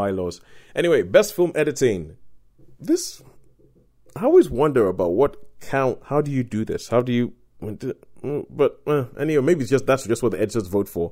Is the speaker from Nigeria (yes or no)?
yes; Nigeria; growing up in Nigeria